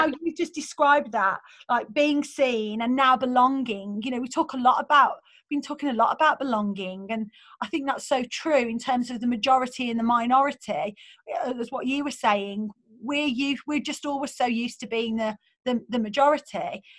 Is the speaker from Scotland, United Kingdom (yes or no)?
no; Birmingham, West Midlands, United Kingdom; accent: Birmingham; in my Birmingham accent, I was like, I don't know, I'm just I'm from Birmingham